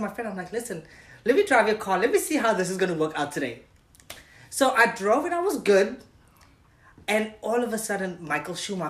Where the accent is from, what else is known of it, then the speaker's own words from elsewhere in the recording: Cape Town, Western Cape, South Africa; moved away as an adult; also born or lived in San Francisco; now in United States; I was born in Cape Town. Mm-hmm. Cape Town, South Africa. I lived there until I was 21.